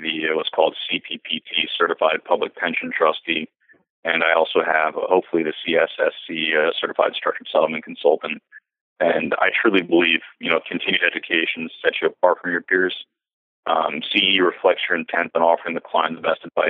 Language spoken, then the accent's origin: English; Broward County, Florida, United States; now in Naples, United States; where I grew up in Broward County in Florida